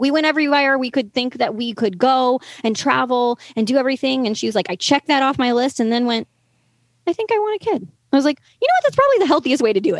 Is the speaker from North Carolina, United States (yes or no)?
yes; the Plateaus, North Carolina, United States; I'm from the Plateaus, North Carolina